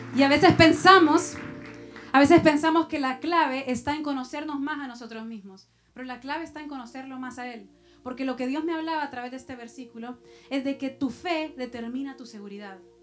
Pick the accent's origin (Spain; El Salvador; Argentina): El Salvador; moved away; Y yo soy de Salvador también